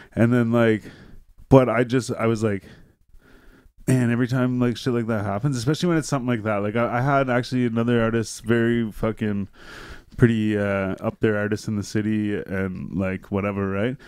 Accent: Renfrew, Ontario, Canada; I grew up in Renfrew.

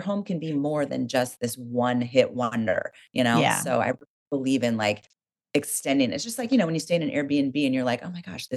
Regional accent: Oregon, United States; I grew up in Oregon

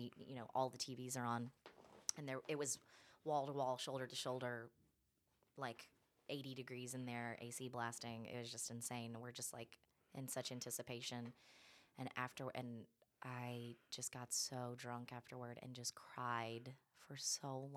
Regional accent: Alabama, United States; now in Los Angeles, United States; I am from Alabama

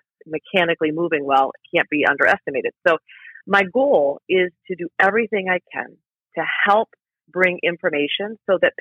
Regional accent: Iowa, United States; now in Chicago, United States; I grew up in Iowa, both of my parents are teachers

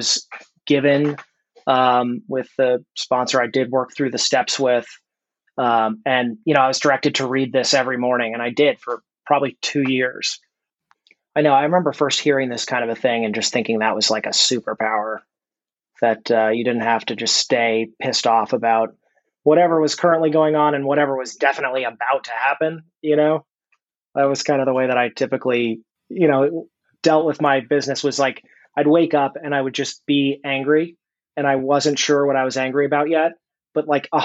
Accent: Reston, Virginia, United States; I'm from Reston, Virginia.

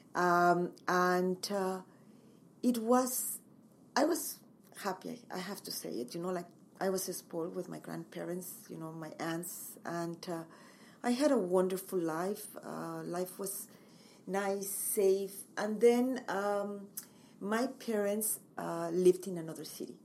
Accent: Mexico City, Mexico; English is a second language; moved away as an adult; also born or lived in Montreal, Canada / Acapulco; now in Kelowna, Canada; I come from Mexico City. I uh, lived there most of my life

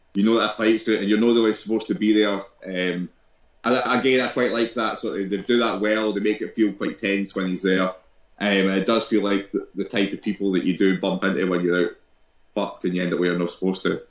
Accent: Scotland, United Kingdom; being Scottish

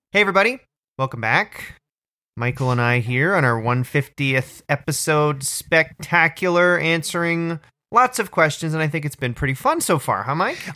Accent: Orangeville, Ontario, Canada; I grew up in Orangeville

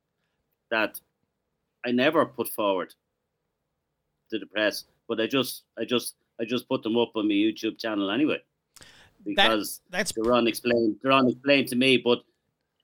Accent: Ireland; I'm Irish

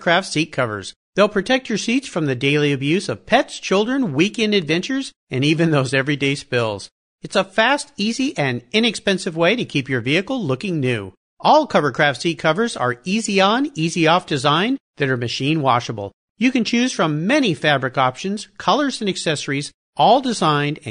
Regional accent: New Jersey, United States; we are from New Jersey

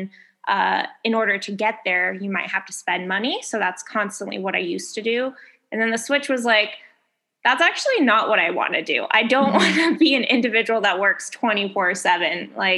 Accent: Boulder, Colorado, United States; also born or lived in India / New York; now in Chicago, United States; Born in India, and then I grew up in Colorado, Boulder, Colorado, and then went to school in DC, lived in New York for a little bit.

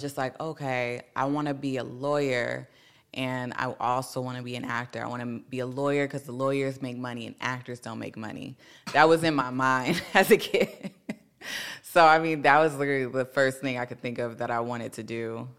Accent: Carson, California, United States; I'm from Carson, California

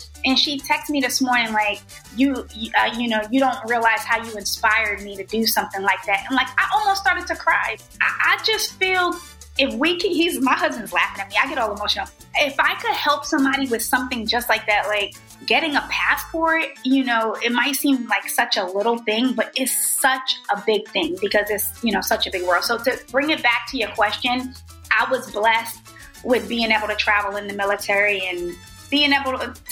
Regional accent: New York City, New York, United States; moved away as an adult; also born or lived in Greece; now in Puerto Rico; So I grew up in New York City. I lived in Washington Heights, which is predominantly Dominican neighborhood

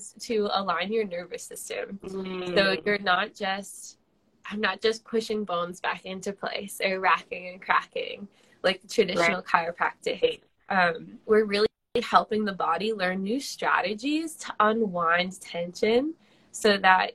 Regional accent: Western Massachusetts, United States; now in Exeter, United States; I'm actually from Western Massachusetts

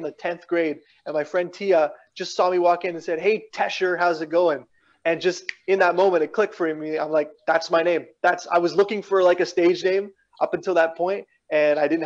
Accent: Regina, Saskatchewan, Canada; moved away as an adult; also born or lived in London, Ontario / Toronto; Born and raised in Regina, Saskatchewan

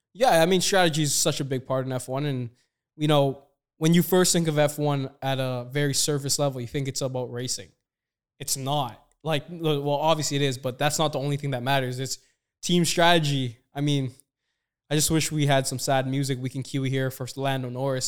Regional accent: Toronto, Ontario, Canada; Me and Kurt both spent a lot of time in Toronto. I'm born and raised

